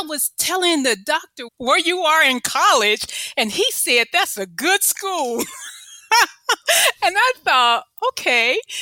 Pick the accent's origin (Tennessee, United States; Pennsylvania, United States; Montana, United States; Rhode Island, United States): Tennessee, United States; Memphis; moved away as an adult; also born or lived in California; I grew up in Memphis